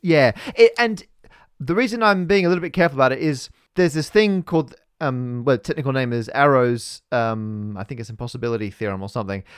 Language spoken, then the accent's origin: English; Australia; we're both Australian